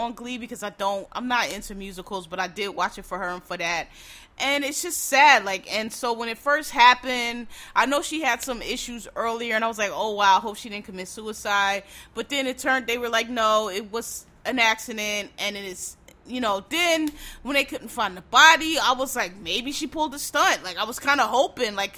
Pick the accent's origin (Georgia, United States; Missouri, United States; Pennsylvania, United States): Pennsylvania, United States; Philadelphia; I'm from Philadelphia. Our river, the Schuylkill River